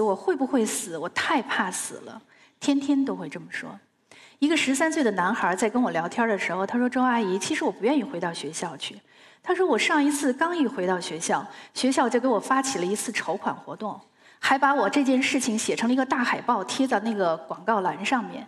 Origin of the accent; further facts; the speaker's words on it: Beijing, China; 由于我是在清华大院里长大的